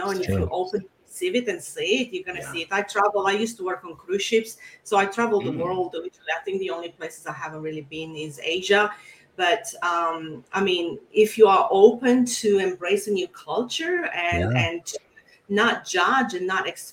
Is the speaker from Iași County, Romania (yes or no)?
no; Bucharest, Romania; moved away as an adult; also born or lived in Florida, United States; now in Sydney, Australia; I was born and raised in Romania